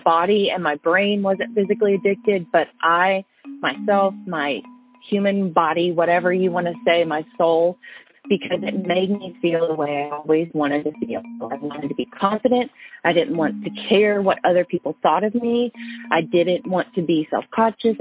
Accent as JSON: {"language": "English", "region": "Tennessee", "country": "United States", "said": "the town that I came from, which is about 30 minutes south, like going towards Chattanooga and Atlanta"}